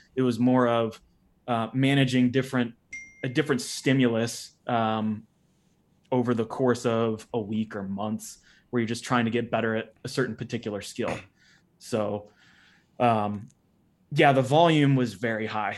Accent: Uniontown, Ohio, United States; I grew up in Ohio, Northeastern Ohio, specifically a place called Uniontown, Ohio

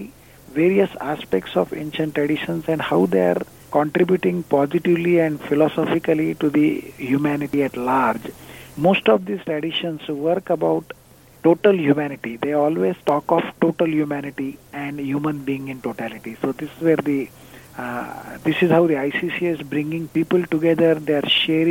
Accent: India; moved away; I'm originally from India.

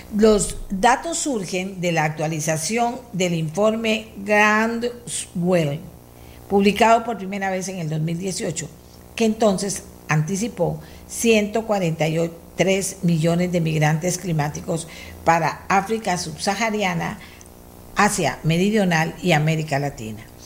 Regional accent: Costa Rica; somos los demás costarricenses

